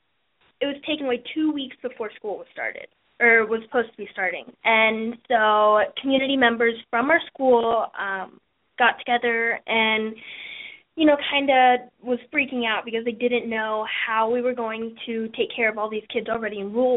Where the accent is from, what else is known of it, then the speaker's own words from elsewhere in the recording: Indianapolis, Indiana, United States; I am 14 and from Indianapolis.